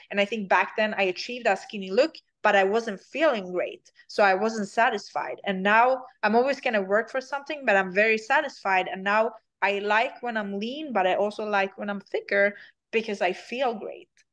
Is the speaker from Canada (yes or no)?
no; Sweden; English is a second language; moved away as an adult; now in United States; I'm from Sweden